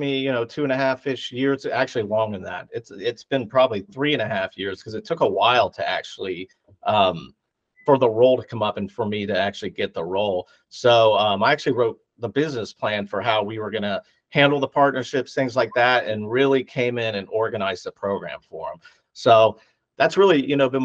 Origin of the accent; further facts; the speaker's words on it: Ohio, United States; I was from Ohio